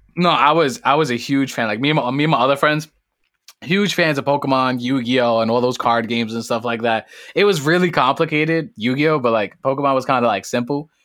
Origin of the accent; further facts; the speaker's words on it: New York City, New York, United States; I come straight out of the Boogie Down Bronx